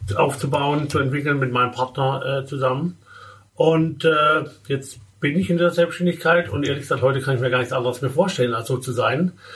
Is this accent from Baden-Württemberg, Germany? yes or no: yes; Baden-Württemberg, Germany; moved away as an adult; Ich komme gebürtig aus dem Badischen, mhm. dem wunderschönen Badischen. Äh, und äh, habe dort 20 Jahre gelebt